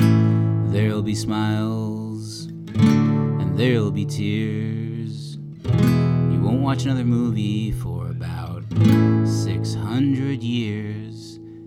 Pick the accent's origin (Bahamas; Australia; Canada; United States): Canada; Newfoundland and Labrador; That's that's a dream that I had growing up in Newfoundland would never have been able to make.